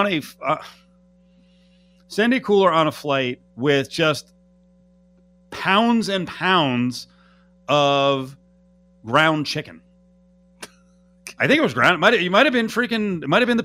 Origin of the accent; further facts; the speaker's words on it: New Jersey, United States; moved away; the parents in New Jersey, and part of that trip meant eating food in my home state